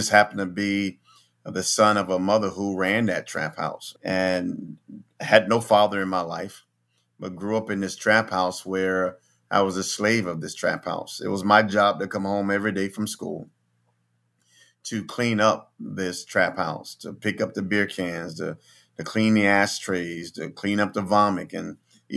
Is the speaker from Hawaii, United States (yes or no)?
no; Philadelphia, Pennsylvania, United States; moved away; also born or lived in Plains, Georgia; I grew up in North Philadelphia.